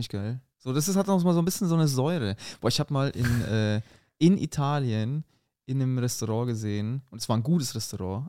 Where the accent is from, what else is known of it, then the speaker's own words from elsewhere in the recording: Munich, Bavaria, Germany; accent: rolling R; moved away as an adult; now in Berlin, Germany; Ich komme aus München